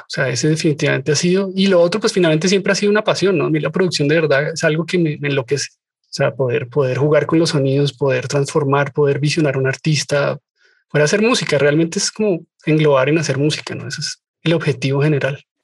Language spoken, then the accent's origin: Spanish; Colombia; lo veo en mi país por montones